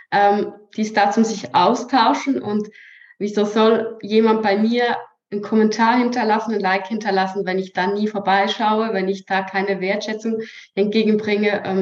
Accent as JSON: {"language": "German", "country": "Switzerland", "accent": "Swiss German", "said": "ja aus der Schweiz {S1} ich habe immer gesagt, ich kann nie eine Story sprechen, weil ich kann ja nicht Hochdeutsch richtig. Ich spreche ja Schweizerdeutsch."}